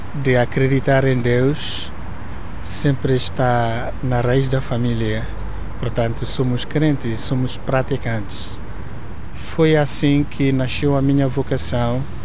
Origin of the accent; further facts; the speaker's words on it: southern Nigeria, Nigeria; first language Igbo; Portuguese is a second language; moved away as an adult; now in Portugal; Eu nasci na Nigéria. Ah, eu nasci no sul da Nigéria